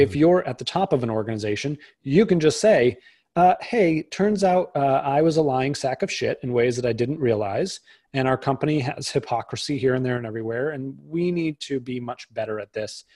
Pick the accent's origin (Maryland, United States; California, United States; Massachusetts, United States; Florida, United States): Massachusetts, United States; outside of Boston; I grew up outside of Boston